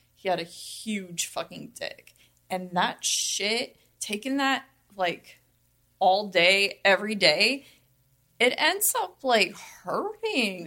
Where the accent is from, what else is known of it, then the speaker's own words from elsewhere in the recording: Las Vegas, Nevada, United States; I'm from Vegas, born and raised.